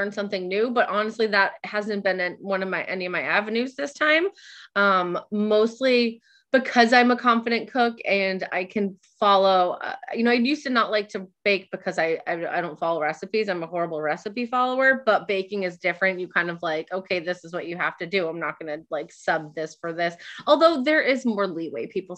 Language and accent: English; Nashua, New Hampshire, United States; also born or lived in Barrington, New Hampshire; I'm from New Hampshire, from Nashua, New Hampshire, which is where I've met Beth